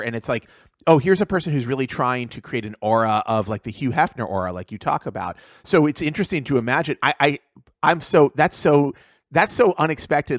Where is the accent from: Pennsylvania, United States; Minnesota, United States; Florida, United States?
Pennsylvania, United States; Pittsburgh; I grew up in Pittsburgh